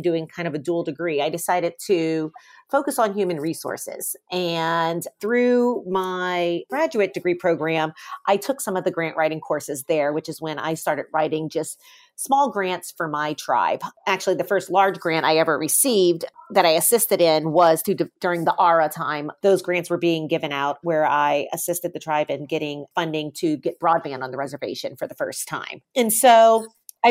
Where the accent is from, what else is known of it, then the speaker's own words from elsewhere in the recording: New Orleans, Louisiana, United States; I grew up here in New Orleans